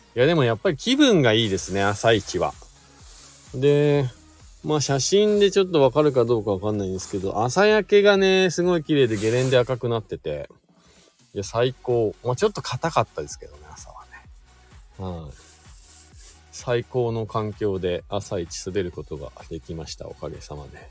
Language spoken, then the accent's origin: Japanese; Shizuoka, Japan; now in Hakuba, Japan; 静岡県出身なんですけども、まあ、スノーボードがきっかけで白馬村に移住して